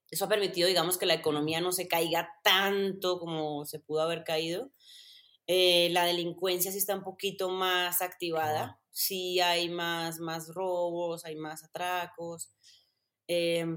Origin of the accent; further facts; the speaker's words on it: Medellín, Antioquia, Colombia; moved away as an adult; yo soy de Medellín, Medellín, Colombia, paisita de pura cepa, amo mi ciudad, amo mi país, pero nunca, nunca tuve ese acento tan marcado.